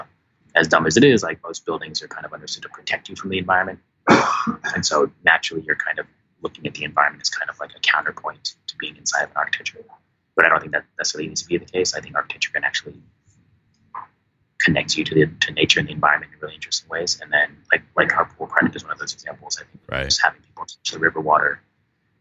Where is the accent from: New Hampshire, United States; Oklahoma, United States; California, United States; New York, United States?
California, United States; San Diego; I grew up in San Diego and like just a boring, typical, like middle-class suburb